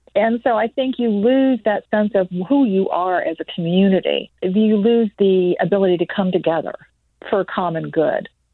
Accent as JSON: {"language": "English", "area": "Tampa Bay", "region": "Florida", "country": "United States", "tie": "born or raised there", "said": "My hometown paper, the Tampa Bay Times"}